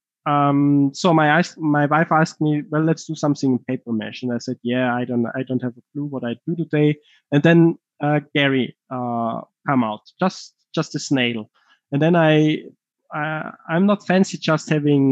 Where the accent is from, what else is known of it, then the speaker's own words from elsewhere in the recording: Tyrol, Austria; accent: heavy Tyrolean; my heavy Tyrolean accent